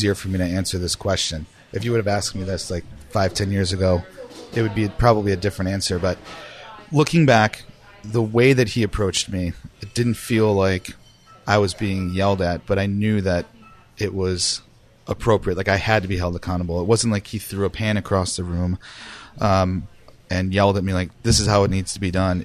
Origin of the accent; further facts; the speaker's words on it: Cheektowaga, New York, United States; moved away as an adult; now in Portland, Maine, United States; I grew up in Cheektowaga, New York, which is just outside of Buffalo.